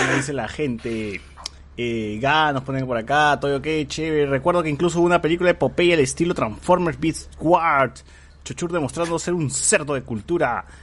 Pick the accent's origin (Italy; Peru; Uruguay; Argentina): Peru; como buen peruano